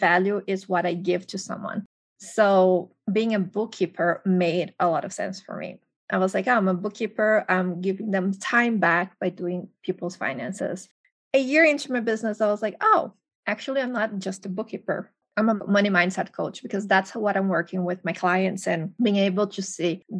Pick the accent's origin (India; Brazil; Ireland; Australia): Brazil; moved away as an adult; now in United States; I'm originally from Brazil